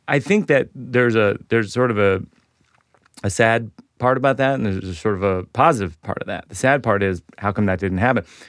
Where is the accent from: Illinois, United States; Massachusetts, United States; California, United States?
Massachusetts, United States; Shrewsbury; I grew up in Shrewsbury, Massachusetts